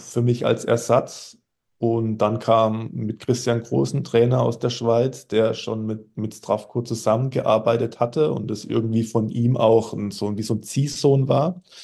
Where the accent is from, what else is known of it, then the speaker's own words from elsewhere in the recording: Germany; als Deutscher